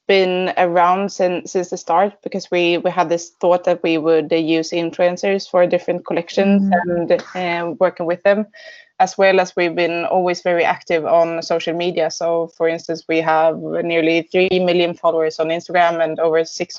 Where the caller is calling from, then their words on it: Gothenburg, Västra Götaland, Sweden; I'm joining from Gothenburg, where we have our headquarters.